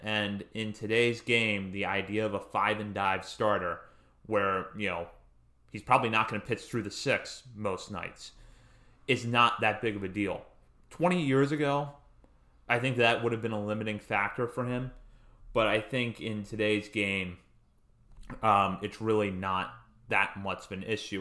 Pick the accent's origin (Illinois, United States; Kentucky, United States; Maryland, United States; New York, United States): Maryland, United States; Hagerstown; I'm from Hagerstown